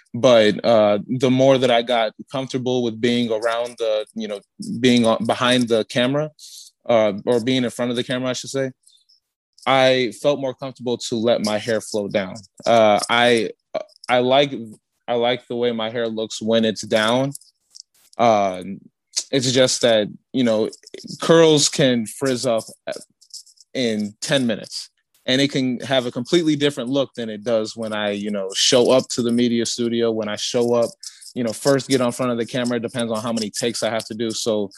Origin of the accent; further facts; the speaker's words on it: Gary, Indiana, United States; moved away as an adult; also born or lived in Chicago, Illinois; I'm originally from Gary.